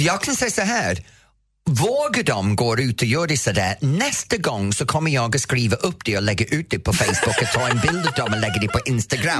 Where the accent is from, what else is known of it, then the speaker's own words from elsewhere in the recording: Roslagen, Stockholm County, Sweden; also born or lived in Norrtälje; från min hemtrakt